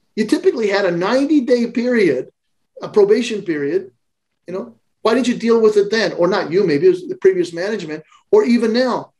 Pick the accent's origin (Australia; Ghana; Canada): Canada; I'm a Canadian.